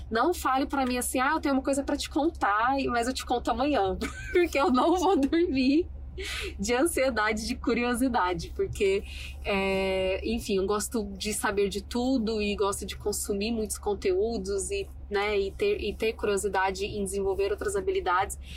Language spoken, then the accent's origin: Portuguese; Goiânia, Goiás, Brazil; now in Cabo Frio, Brazil; Quando eu sou de Goiânia e quando eu decidi vir para Cabo Frio e fazer faculdade aqui, ninguém entendeu nada.